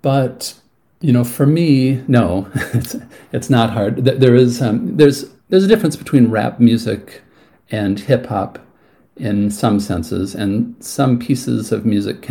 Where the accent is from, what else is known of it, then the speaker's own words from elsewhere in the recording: California, United States; moved away as an adult; also born or lived in Cambridge; now in Cork, Ireland; I was born in California